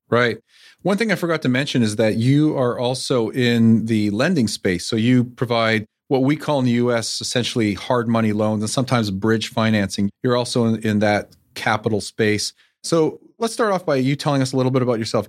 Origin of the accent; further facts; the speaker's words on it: Canada; the Canadian me